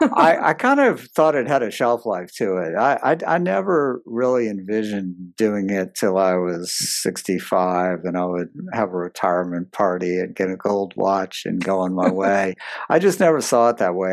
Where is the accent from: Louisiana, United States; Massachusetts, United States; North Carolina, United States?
Louisiana, United States; New Orleans; I grew up in New Orleans